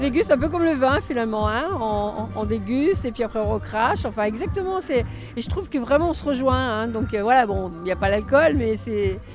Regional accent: Villefranche-sur-Saône, Auvergne-Rhône-Alpes, France; moi je viens de Villefranche-sur-Saône, donc dans le Beaujolais.

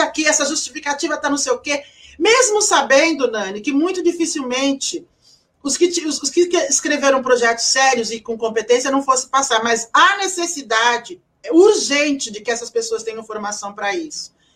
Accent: São Vicente, São Paulo, Brazil; eu nasci em São Vicente, eu sou de São Vicente

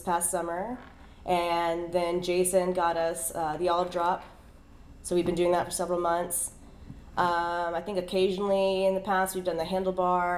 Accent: Pensacola, Florida, United States; also born or lived in Tallahassee, Florida; I am born and raised in Pensacola, and I moved away.

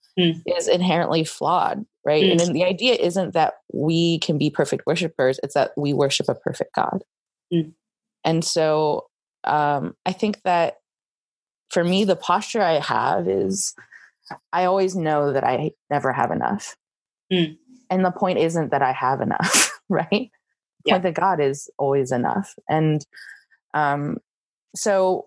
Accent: United States; first language English; moved away as an adult; now in Taiwan; I grew up in America and English is my best language

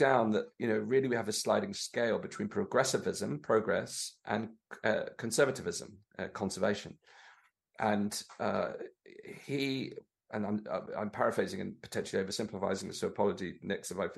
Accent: Torbay, South West England, United Kingdom; growing up in Torbay there, which is where I lived when I was growing up

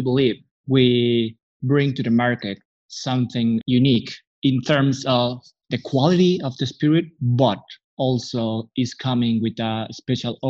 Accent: Mexico City, Mexico; I am from Mexico City

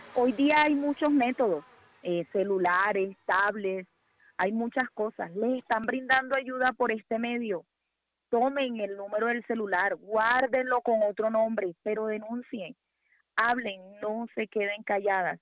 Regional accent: Barranquilla, Atlántico, Colombia; moved away as an adult; now in Bogotá, Colombia; Yo no resido en la ciudad de Barranquilla. Sí soy de Barranquilla.

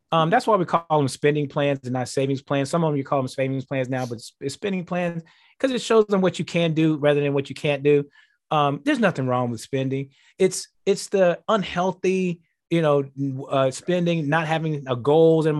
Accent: Houston, Texas, United States; also born or lived in Kansas City; now in Green Bay, United States; Houston, where my hometown has been for a while

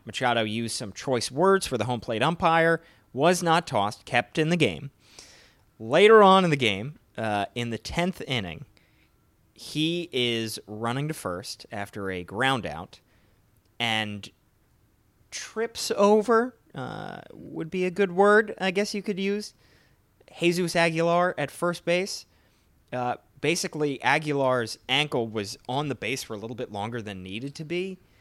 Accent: Philadelphia, Pennsylvania, United States; my hometown team, the Philadelphia Phillies

